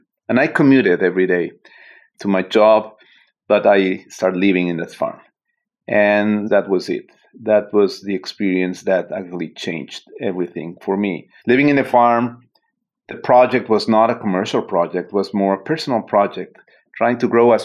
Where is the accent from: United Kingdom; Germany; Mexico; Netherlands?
Mexico; Mexico City; moved away as an adult; also born or lived in San Francisco Bay Area, United States; now in San Francisco, United States; I am originally from Mexico City, and I relocated in the Bay Area, San Francisco, 9 years ago, actually.